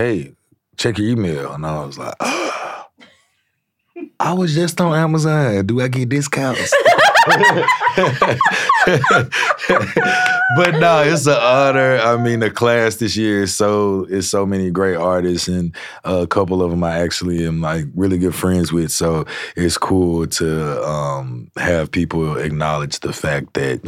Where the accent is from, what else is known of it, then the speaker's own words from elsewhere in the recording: Shreveport, Louisiana, United States; I grew up in Shreveport, and the Red River just ran through it